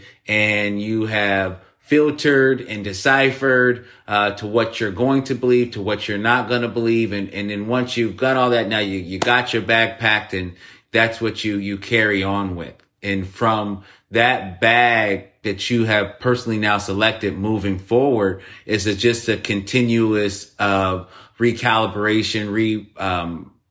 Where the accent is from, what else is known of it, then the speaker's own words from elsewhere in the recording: United States; I'm from America